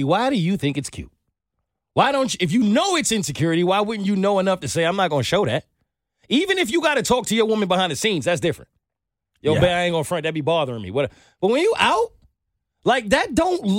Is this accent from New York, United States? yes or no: yes; New York, United States; I'm from New York